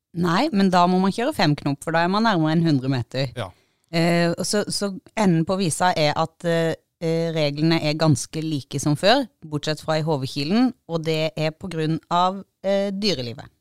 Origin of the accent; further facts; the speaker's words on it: Agder, Norway; vi er jo sørlendinger